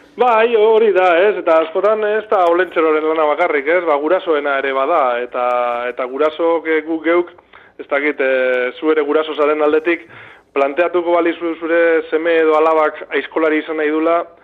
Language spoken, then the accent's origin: Basque; Bilbao, Basque Country, Spain; now in Dima, Spain; ni bilbotarra naiz, e, bilbon egin dute bizitza gehiena, naiz eta orain diman bizi zen